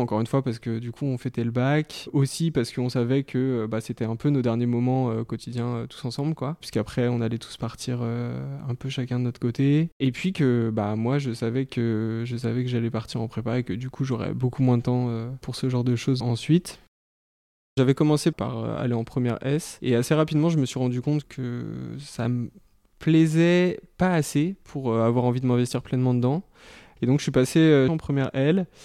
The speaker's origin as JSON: {"language": "French", "town": "Fontenay-sous-Bois", "region": "Île-de-France", "country": "France", "tie": "born or raised there", "lives_now": "Paris, France", "said": "j'ai 26 ans et j'ai grandi à Fontenay-sous-Bois, maintenant je suis à Paris"}